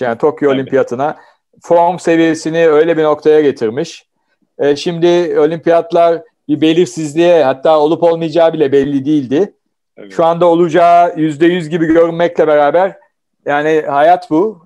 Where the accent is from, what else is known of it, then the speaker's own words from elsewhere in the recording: Samsun, Turkey; moved away; Ben Samsunluyum